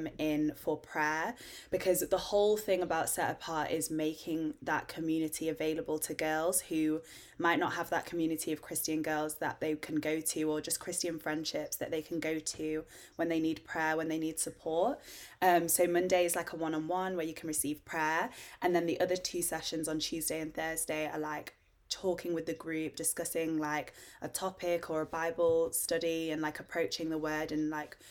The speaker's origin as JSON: {"language": "English", "town": "Harrogate", "region": "Yorkshire and the Humber", "country": "United Kingdom", "said": "I'm from Harrogate"}